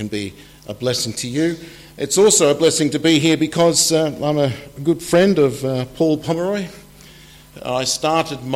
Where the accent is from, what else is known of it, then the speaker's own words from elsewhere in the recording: Australia; moved away as an adult; now in England, United Kingdom; I am from Australia originally, and I've been here in England for 10 years